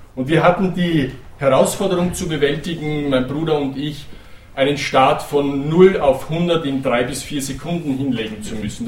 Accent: Burgenland, Austria; Wir sind Grenzländer, wir sind hier im Burgenland geboren und aufgewachsen.

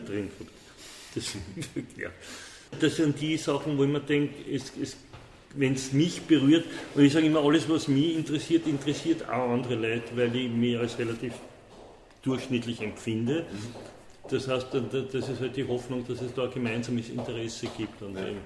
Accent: Vienna, Austria; also born or lived in Paris; meine, wienerische Wurzel, wo da bin ich im Favoriten aufgewachsen

